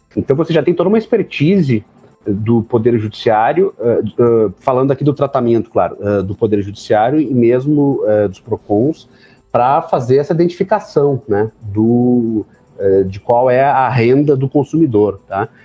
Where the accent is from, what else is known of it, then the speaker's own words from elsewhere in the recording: Rio Grande do Sul, Brazil; Eu sou do Rio Grande do Sul